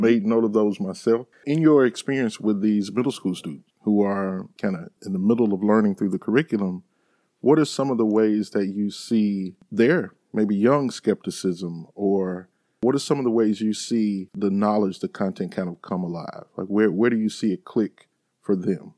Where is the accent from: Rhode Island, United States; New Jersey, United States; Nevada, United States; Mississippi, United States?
Mississippi, United States; Sunflower County, Mississippi Delta, United States; moved away; I grew up in Sunflower County